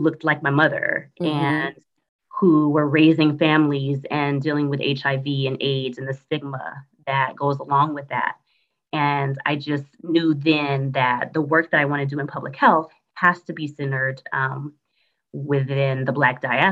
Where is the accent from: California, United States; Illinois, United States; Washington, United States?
California, United States; Los Angeles; moved away as an adult; also born or lived in Atlanta metro area, Georgia; now in Atlanta, United States; I was born and raised in Los Angeles, California